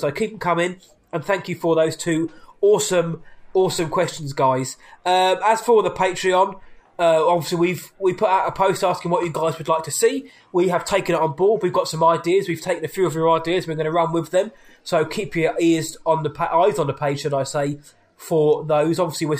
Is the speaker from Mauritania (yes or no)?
no; England, United Kingdom; I'm English, so I'm going to go to the pub.